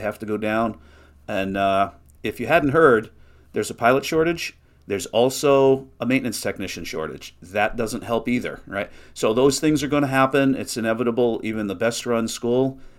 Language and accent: English; Northeast, United States; I'm from the Northeast.